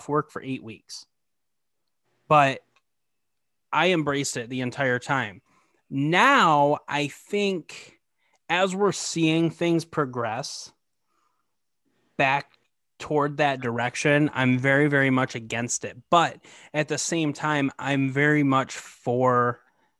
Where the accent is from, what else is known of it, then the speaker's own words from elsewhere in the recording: Michigan, United States; we're both from Michigan